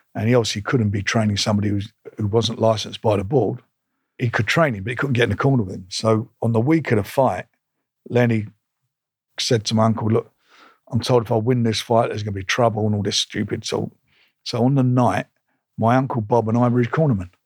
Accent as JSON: {"language": "English", "region": "London", "country": "United Kingdom", "tie": "born or raised there", "said": "I was born in Islington"}